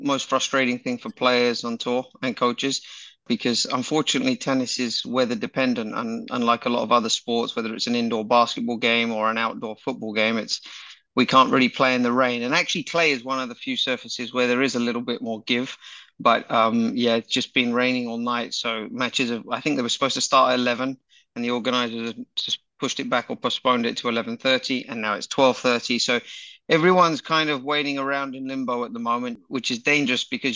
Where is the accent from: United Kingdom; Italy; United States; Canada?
United Kingdom; England; being English